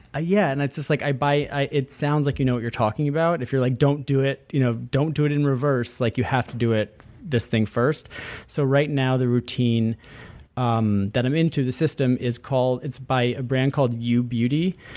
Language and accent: English; upstate New York, United States; born or raised there